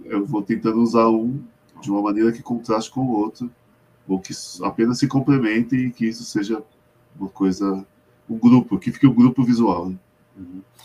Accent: São Paulo, Brazil; tinha bastante pichador na onde eu morava, eu sou de Perus

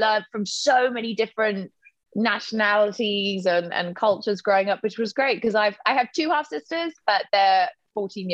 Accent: Oxford, South East England, United Kingdom; I was born in Oxford. I grew up in Oxford

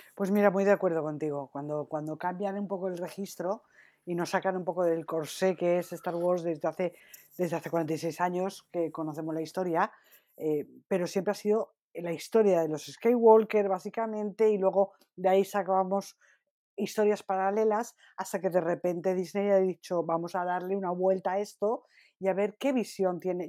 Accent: Spain; como buena española que soy

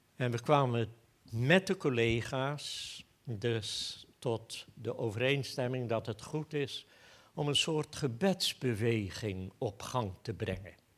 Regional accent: Goes, Zeeland, Netherlands; now in Apeldoorn, Netherlands; Ik ben opgegroeid in Goes

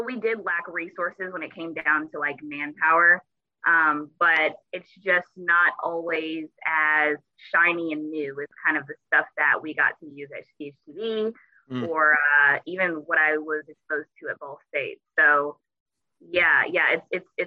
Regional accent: Carmel, United States; moved away as an adult; Carmel is home

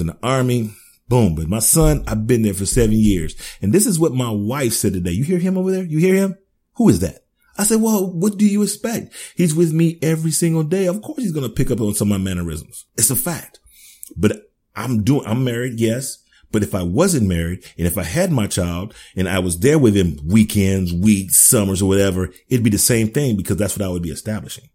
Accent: United States; I'm an American.

